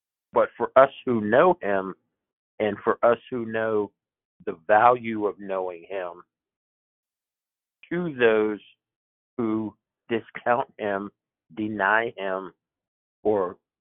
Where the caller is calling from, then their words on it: Pennsylvania, United States; I'm calling from Pennsylvania